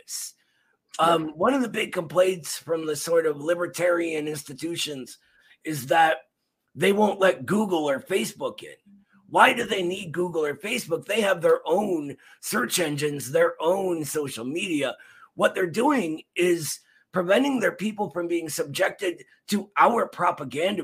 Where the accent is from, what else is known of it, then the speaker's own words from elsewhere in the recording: Cleveland, Ohio, United States; I'm from the east side of Cleveland